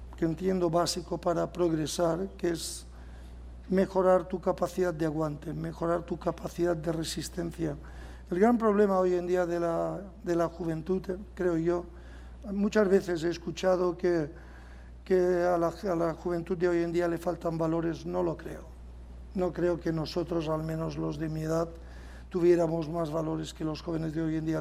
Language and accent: Spanish; Majorca, Balearic Islands, Spain; nosotros los mallorquines